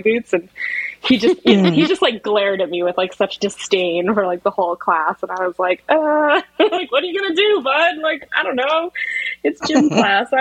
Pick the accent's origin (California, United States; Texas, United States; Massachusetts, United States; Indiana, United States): Massachusetts, United States; I grew up in Massachusetts